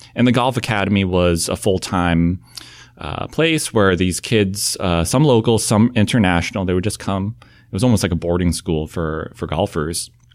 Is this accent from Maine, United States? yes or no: yes; Southern Maine, United States; moved away; I think people think I grew up in some big city, uh, but grew up in Southern Maine